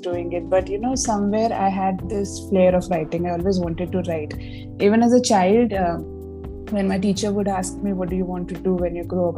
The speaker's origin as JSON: {"language": "English", "town": "Uran", "region": "Maharashtra", "country": "India", "tie": "born or raised there", "said": "I was born in Uran. And I grew up in a middle class family"}